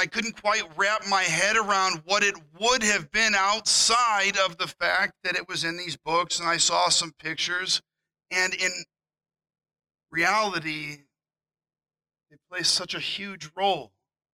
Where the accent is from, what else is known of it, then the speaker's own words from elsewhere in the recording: Missouri, United States; As a kid growing up in Missouri